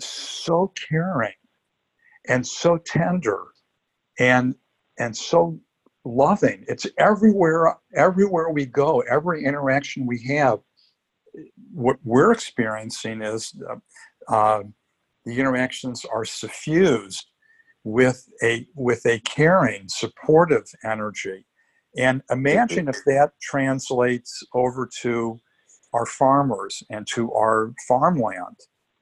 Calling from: Los Angeles, California, United States; I'm calling you from Hollywood, Los Angeles. I live in Costa Rica, but I also have a little apartment here in LA because we have children and grandchildren here.

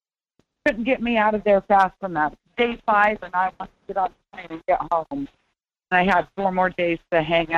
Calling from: Alaska, United States

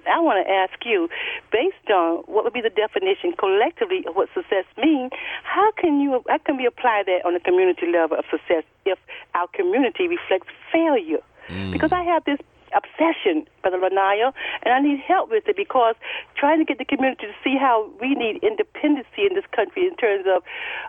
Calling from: Charlotte, North Carolina, United States; With correction, I'm from Queen City, Charlotte, North Carolina.

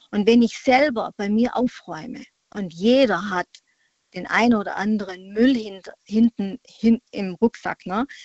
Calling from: Freiburg, Baden-Württemberg, Germany; Ich komme aus der Freiburger Ecke.

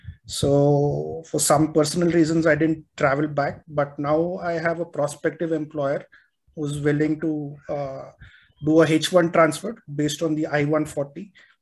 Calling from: India; also born or lived in United States; I'm calling from India.

